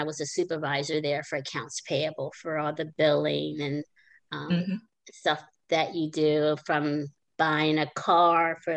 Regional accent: Maryland, United States; moved away; I grew up in Maryland.

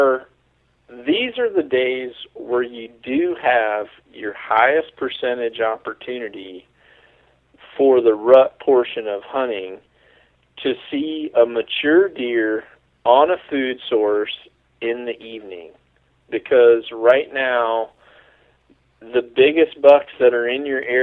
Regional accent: Mississippi, United States; moved away; originally, I'm from Mississippi

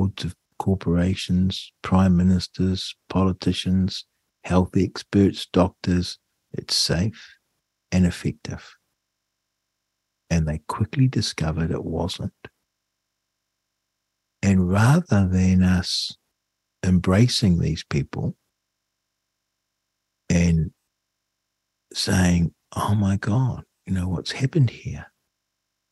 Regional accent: New Zealand; as a New Zealander

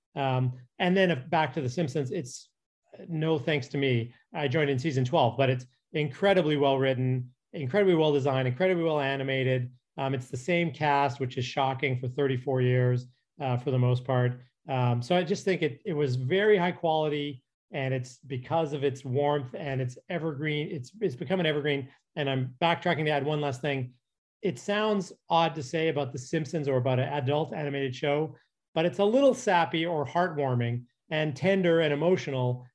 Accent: Calgary, Alberta, Canada; moved away as an adult; now in Los Angeles, United States; I'm from Calgary

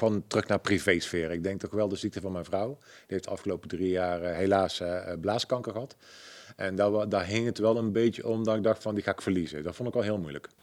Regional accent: Waalwijk, North Brabant, Netherlands; accent: zachte G; Ik ben geboren en getogen in Waalwijk.

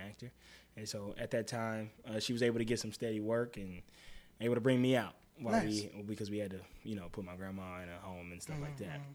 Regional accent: the South, United States; now in Los Angeles, United States; back home, I felt like there is a genuine Southern hospitality.

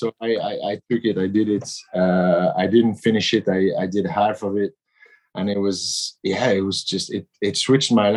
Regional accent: Brittany, France; I'm from Brittany in France, and we're sailors in Brittany

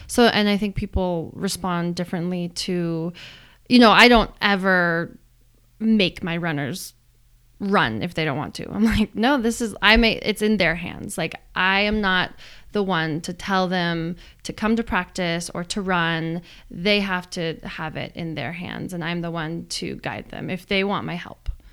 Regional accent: Boulder, Colorado, United States; growing up in Boulder

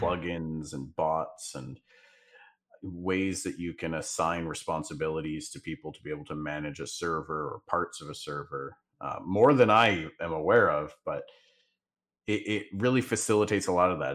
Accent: the Northwest, Pacific Northwest, United States; I'm from the Northwest, so I, I live five minutes away from mountains and five minutes away from the beach

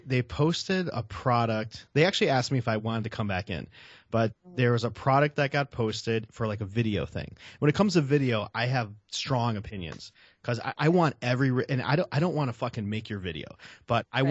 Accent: Chicago, Illinois, United States; I'm a Southsider from Chicago

